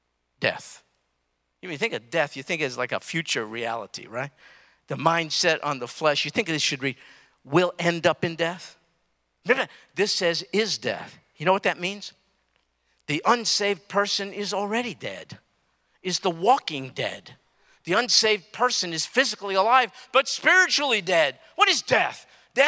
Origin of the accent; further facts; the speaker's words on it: New York City, New York, United States; I'm from Brooklyn, New York. I grew up in New York